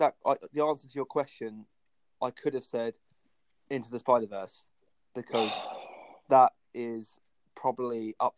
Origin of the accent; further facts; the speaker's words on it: Worthing, South East England, United Kingdom; I'm from Worthing on the south coast of England.